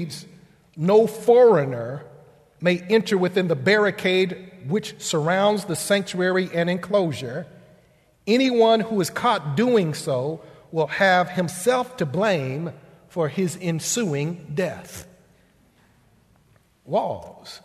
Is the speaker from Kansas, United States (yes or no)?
yes; Elwood, Kansas, United States; growing up in Elwood, Kansas